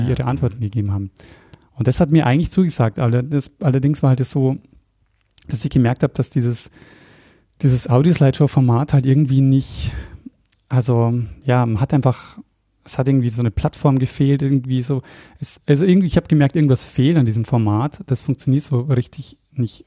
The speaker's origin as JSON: {"language": "German", "town": "Regensburg", "region": "Bavaria", "country": "Germany", "also_born_or_lived": "Austria", "moved": "as an adult", "said": "komme aber eigentlich aus Bayern. Also ich komme aus Regensburg ursprünglich"}